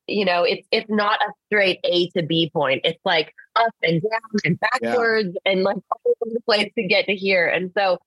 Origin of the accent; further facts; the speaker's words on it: Calgary, Alberta, Canada; also born or lived in Los Angeles, United States; now in Nashville, United States; a lot of my childhood growing up in Calgary was all about falling in love with the stage